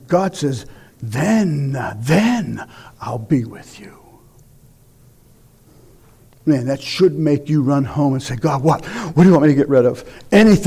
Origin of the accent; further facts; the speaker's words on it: United States; American Christians